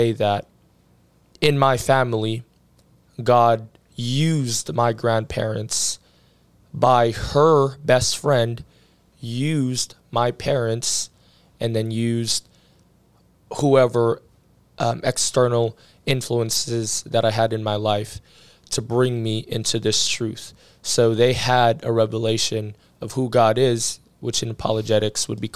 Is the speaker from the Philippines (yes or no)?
yes; Philippines; moved away; also born or lived in Pittsburgh, Pennsylvania, United States; I grew up in the Philippines, but I wasn't born in the Philippines.